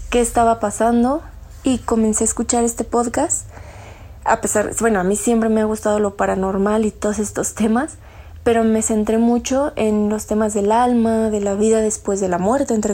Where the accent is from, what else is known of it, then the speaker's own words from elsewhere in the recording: State of Mexico, Mexico; soy del Estado de México.